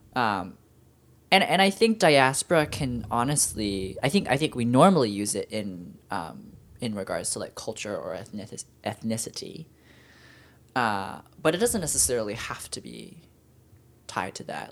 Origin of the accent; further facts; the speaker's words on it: Virginia, United States; I was born in Virginia, but my parents are from Hong Kong.